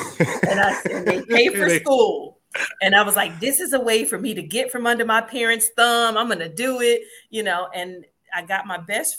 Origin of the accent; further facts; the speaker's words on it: Compton, California, United States; also born or lived in Chicago; But I was born in Chicago, but I was raised in California, Compton, California, for a little bit of my life.